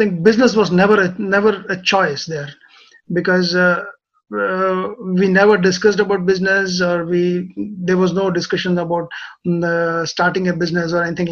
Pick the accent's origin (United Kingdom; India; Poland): India; Hyderabad, Telangana; moved away as an adult; also born or lived in Kerala / Australia; now in Japan; I grew up in a city called Hyderabad